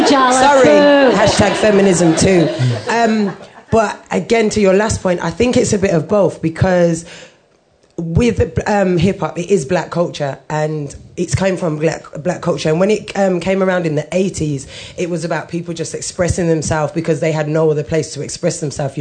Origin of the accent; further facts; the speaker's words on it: Birmingham, West Midlands, United Kingdom; now in London, United Kingdom; I'm originally from Birmingham. I grew up, again, white Irish mom, Jamaican background.